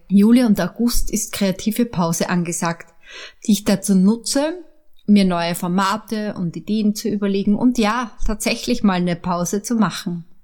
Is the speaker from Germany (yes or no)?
no; Upper Austria, Austria; also born or lived in Vienna; Ich bin in Wien geboren, in Oberösterreich aufgewachsen